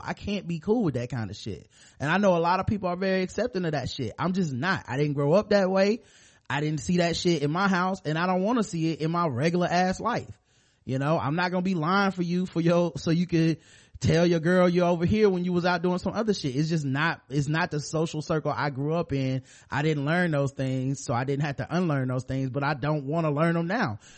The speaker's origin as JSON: {"language": "English", "country": "United States", "said": "I'm American"}